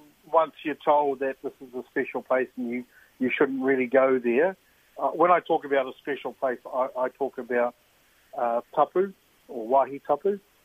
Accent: Auckland, New Zealand; I was born and raised in Auckland, but every summer we came home for whānau camps.

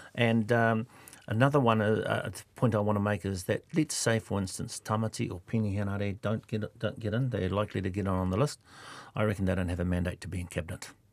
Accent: Kawerau, Bay of Plenty, New Zealand; I'm from Kawerau

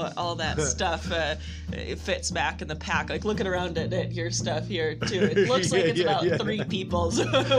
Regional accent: Michigan, United States; born there; also born or lived in Washington State; Well, I was born in Michigan, these days I just travel. And so most recently I was living in Washington State

